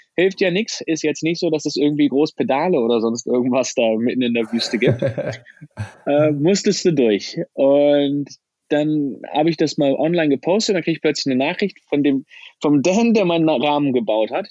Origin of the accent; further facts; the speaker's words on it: Germany; Als Deutscher komme ich aus Land Nummer 4 auf der Liste